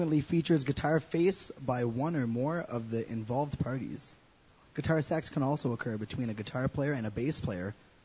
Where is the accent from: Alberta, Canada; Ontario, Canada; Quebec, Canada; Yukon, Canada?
Ontario, Canada; Ottawa; moved away; I come from Ottawa, and I played in a very rock and roll band called …